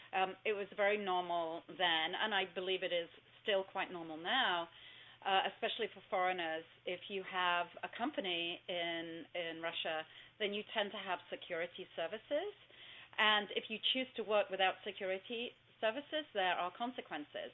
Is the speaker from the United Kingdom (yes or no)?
yes; Southport, North West England, United Kingdom; moved away; I was born in Southport